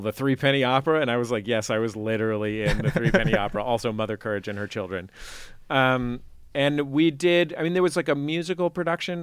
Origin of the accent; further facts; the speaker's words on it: San Francisco, California, United States; I grew up in in the Mission sort